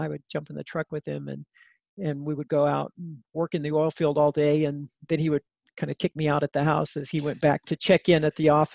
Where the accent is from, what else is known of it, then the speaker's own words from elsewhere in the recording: northern New Mexico, United States; I grew up in a small town in northern New Mexico